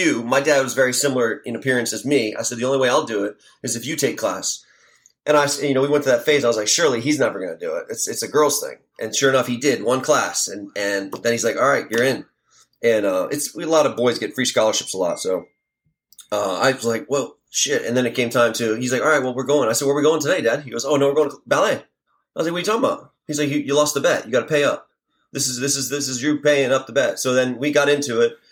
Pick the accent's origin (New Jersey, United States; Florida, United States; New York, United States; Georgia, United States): Florida, United States; Miami; moved away; also born or lived in Portland, Oregon / Key West; we grew up in Miami